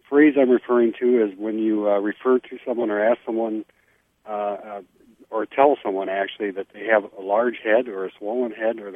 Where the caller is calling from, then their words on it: Linden, Wisconsin, United States; I am calling from Linden, Wisconsin today.